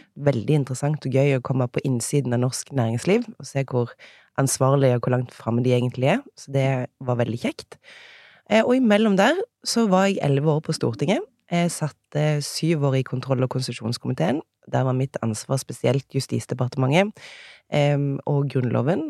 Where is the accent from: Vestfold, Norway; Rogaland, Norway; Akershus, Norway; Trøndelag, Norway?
Rogaland, Norway; Egersund; accent: Egersund dialect; moved away as an adult; also born or lived in Bergen; now in Oslo, Norway; Så jeg, dialekten min er fra Egersund. Der kommer jeg ifra